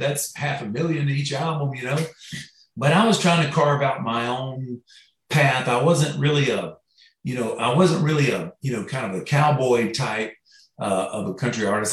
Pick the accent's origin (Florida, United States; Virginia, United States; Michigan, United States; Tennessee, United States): Florida, United States; I grew up in Florida